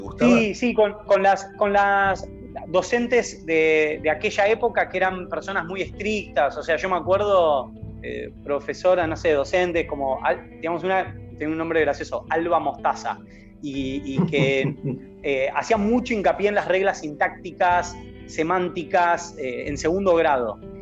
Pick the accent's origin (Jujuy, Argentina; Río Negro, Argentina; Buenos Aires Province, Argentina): Buenos Aires Province, Argentina; Pinamar; Técnicamente nací en Capital Federal. En esa época nadie nacía en Pinamar